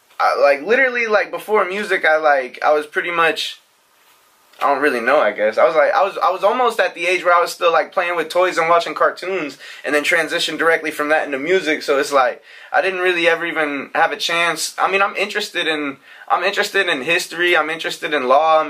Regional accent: Nebraska, United States; moved away; I'm from Nebraska.

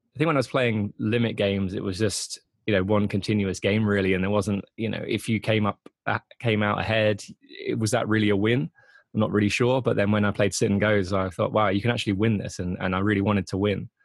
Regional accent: Grantham, East Midlands, United Kingdom; also born or lived in Netherlands / London; now in Leeds, United Kingdom; moved moved to England when I was three months old. I was born in the Netherlands, um, but I uh, yeah I've lived here pretty much my whole life. I used to live uh, in a place called Grantham near Nottingham

